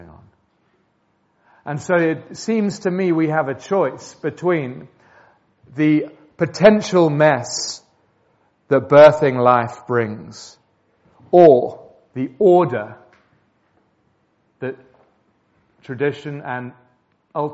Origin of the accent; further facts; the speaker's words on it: England, United Kingdom; We're English